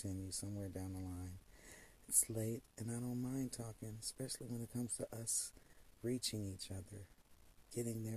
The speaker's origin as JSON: {"language": "English", "country": "United States", "tie": "born or raised there", "said": "I was born here in the United States"}